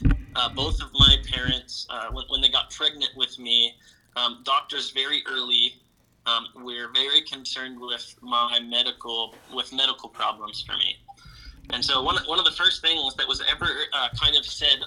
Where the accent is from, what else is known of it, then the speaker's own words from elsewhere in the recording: Wooster, Ohio, United States; moved away as an adult; now in Tyler, United States; I grew up actually in Lane County in Worcester, Ohio